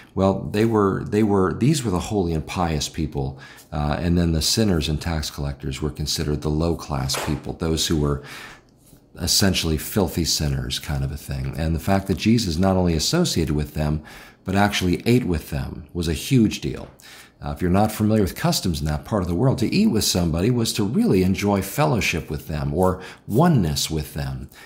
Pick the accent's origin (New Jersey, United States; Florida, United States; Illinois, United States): Illinois, United States; Chicago; I'm from Chicago